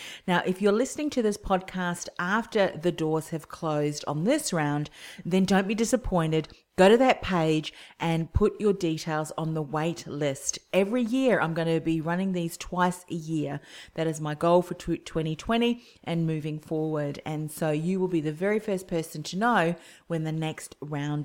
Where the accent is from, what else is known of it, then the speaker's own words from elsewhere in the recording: Whitford, Auckland, New Zealand; now in Australia; My journey began back on the farm in New Zealand in Whitford, a little place outside of Howick, one of the main towns.